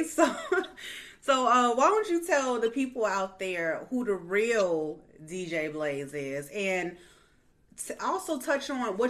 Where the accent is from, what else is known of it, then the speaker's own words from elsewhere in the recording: Chicago, Illinois, United States; I'm from Chicago